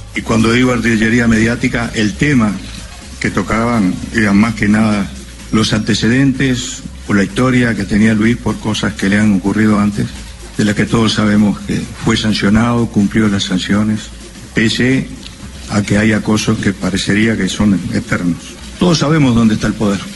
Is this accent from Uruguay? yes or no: yes; Uruguay; como uruguayos